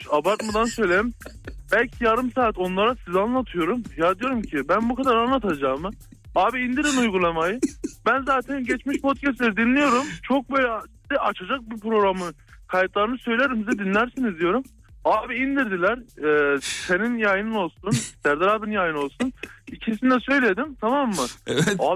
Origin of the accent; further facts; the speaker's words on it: Gaziantep, Turkey; Ben Gaziantep'liyim Ben abi.